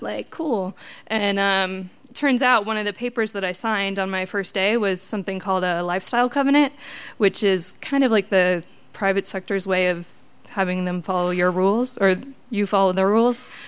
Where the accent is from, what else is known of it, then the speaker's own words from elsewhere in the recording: Wisconsin, United States; moved away as an adult; I'm from Wisconsin, uh, typical Midwest family